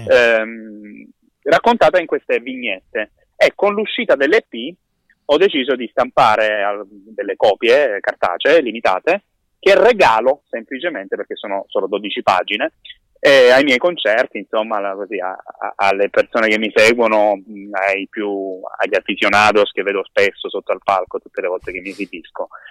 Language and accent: Italian; Gallipoli, Apulia, Italy; mia città natale